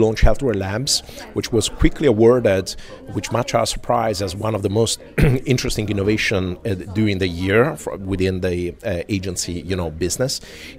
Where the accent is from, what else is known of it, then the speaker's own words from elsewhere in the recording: Italy; English is a second language; You know, I'm from Europe, specifically Italy, although I travel quite a bit.